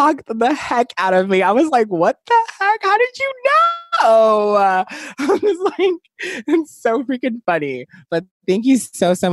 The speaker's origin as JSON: {"language": "English", "region": "New Jersey", "country": "United States", "accent": "New Jersey", "said": "my New Jersey accent just came out. I said, yes, I'm from Jersey"}